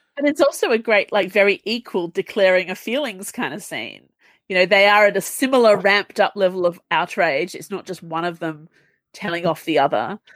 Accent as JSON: {"language": "English", "country": "Australia", "said": "as an Australian"}